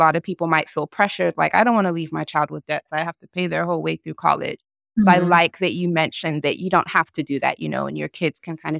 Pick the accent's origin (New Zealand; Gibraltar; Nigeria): Nigeria; I'm Nigerian as well.